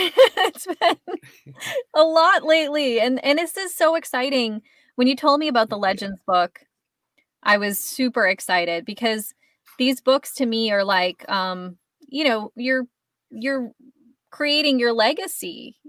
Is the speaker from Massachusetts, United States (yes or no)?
yes; Hanson, Massachusetts, United States; I grew up in Hanson, like you just mentioned, where your mom ended up moving